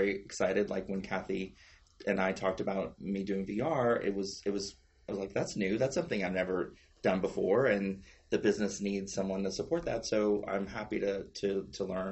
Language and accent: English; South Louisiana, United States; moved away; I'm from South Louisiana and we were having a lot of hurricanes. It was around Katrina